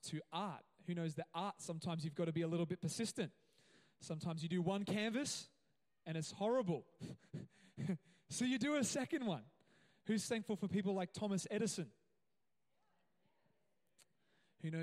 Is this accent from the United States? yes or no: no; Gold Coast, Queensland, Australia; now in Cairns, Australia; I grew up on the Gold Coast